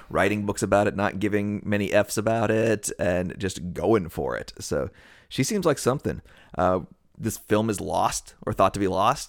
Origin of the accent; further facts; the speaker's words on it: United States; we're from the United States, we're from the West